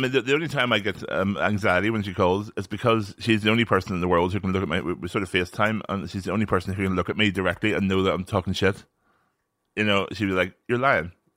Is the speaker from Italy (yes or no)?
no; Northern Ireland, United Kingdom; born or raised there